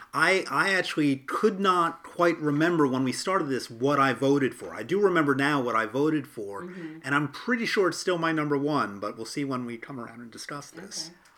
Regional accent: United States; as an American

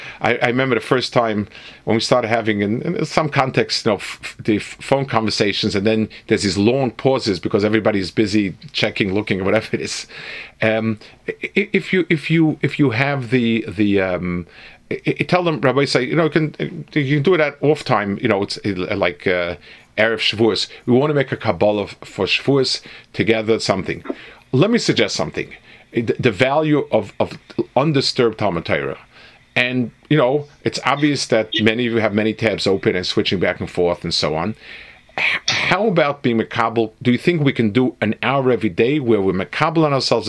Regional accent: New York, United States; moved away; also born or lived in Jerusalem; I grew up in New York

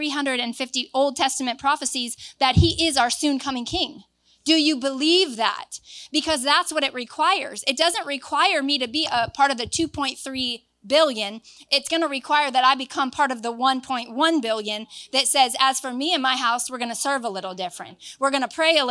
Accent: Florida, United States; moved away; I'm from Florida

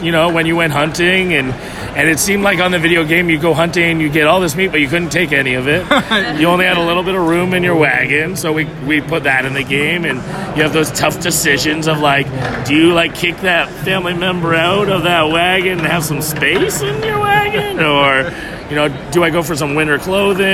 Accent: Canada; I'm actually from Canada

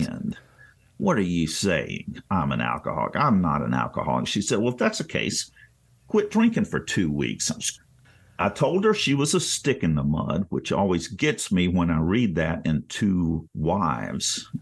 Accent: Greensboro, North Carolina, United States; also born or lived in Bowie, Maryland; when we moved from Bowie, Maryland to Greensboro, North Carolina when I was in third grade

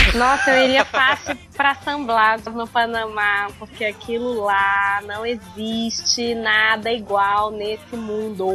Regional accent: Rio de Janeiro, Brazil; eu sou carioca, eu fui criada em praia

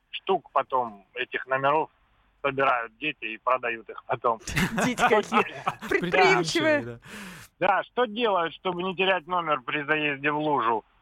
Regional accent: Krasnodar, Krasnodar Krai, Russia; я сам из Краснодара

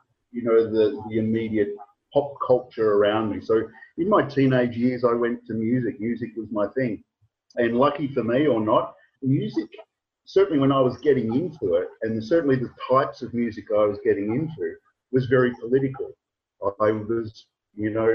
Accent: Australia; I was from Australia

